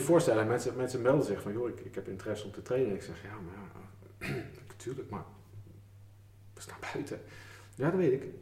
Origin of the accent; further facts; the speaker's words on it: Schiedam, South Holland, Netherlands; ik kom eigenlijk uit Schiedam